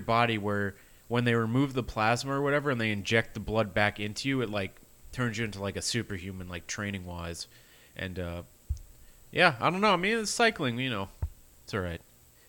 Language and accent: English; New York, United States; As a New Yorker